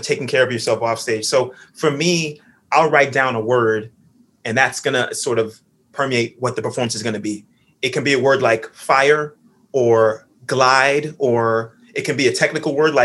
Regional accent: Miami, Florida, United States; I grew up in Miami, Florida, singing in church

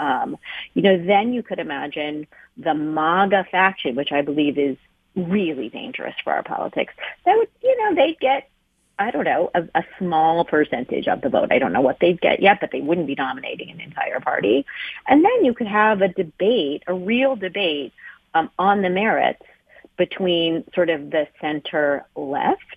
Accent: United States; I'm Chinese American

